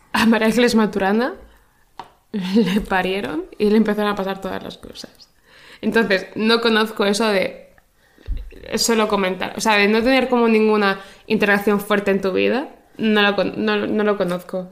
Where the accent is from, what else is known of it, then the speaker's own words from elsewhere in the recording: Spain; yo soy española y yo conozco los referentes españoles